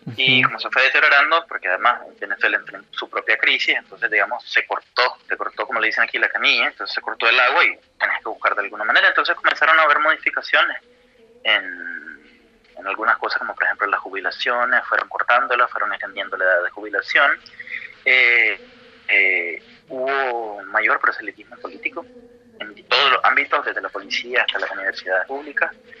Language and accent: Spanish; Nicaragua; moved away as an adult; now in Buenos Aires, Argentina